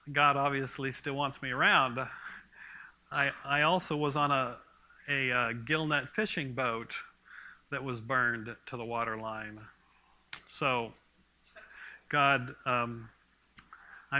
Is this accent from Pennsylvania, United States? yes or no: no; Port Orchard, Washington, United States; moved away as an adult; also born or lived in California; I grew up in Port Orchard, Manchester, Washington